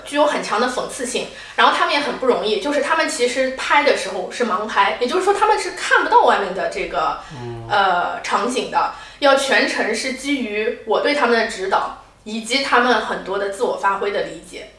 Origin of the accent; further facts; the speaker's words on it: Shanghai, China; moved away as an adult; also born or lived in Kuala Lumpur, Malaysia; now in London, United Kingdom; 因为我是来自上海嘛